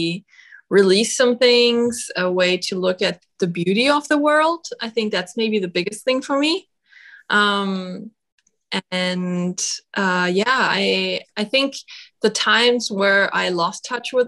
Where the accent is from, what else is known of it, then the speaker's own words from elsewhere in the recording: Germany; moved away; my home country, Germany